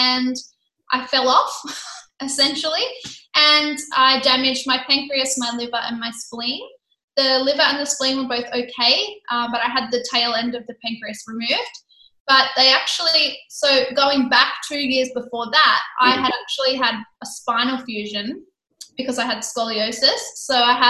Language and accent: English; Sydney, New South Wales, Australia; now in Gold Coast, Australia; I come from Sydney.